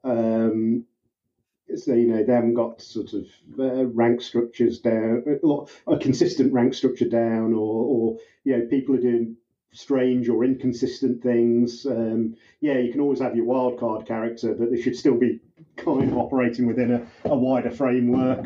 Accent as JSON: {"language": "English", "country": "United Kingdom", "said": "I'm a British cop"}